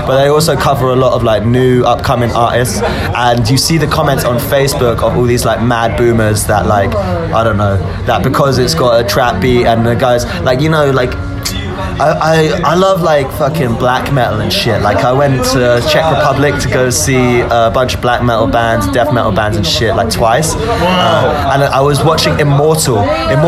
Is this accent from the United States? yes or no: no; United Kingdom; as like a British person